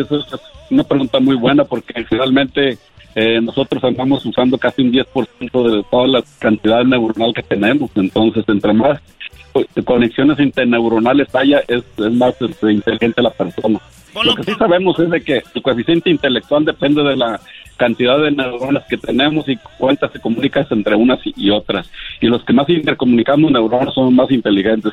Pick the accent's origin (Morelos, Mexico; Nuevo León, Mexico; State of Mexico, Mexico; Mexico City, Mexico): Nuevo León, Mexico; Monterrey; yo soy de Monterrey